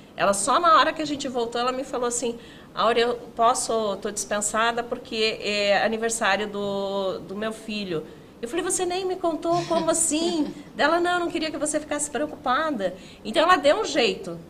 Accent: Canoinhas, Santa Catarina, Brazil; moved away as an adult; now in Joinville, Brazil; sou nascida em Canoinhas

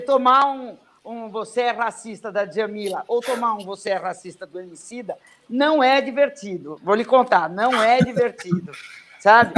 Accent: Brazil; caí aqui no Brasil, nasci aqui

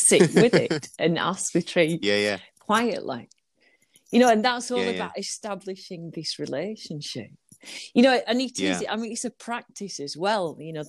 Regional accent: Burnley, North West England, United Kingdom; I'm originally from Burnley.

